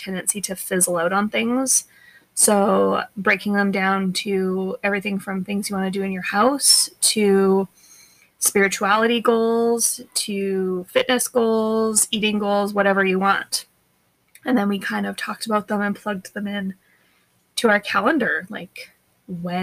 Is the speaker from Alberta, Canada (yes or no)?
yes; Alberta, Canada; moved away as an adult; we grew up as Alberta kids going skating and tubing and tobogganing